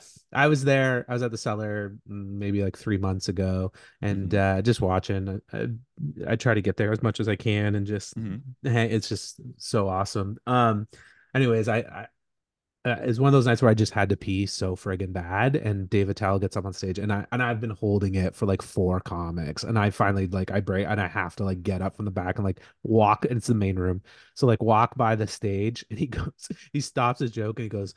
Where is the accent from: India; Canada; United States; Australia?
Canada; he's Canadian and I'm Canadian.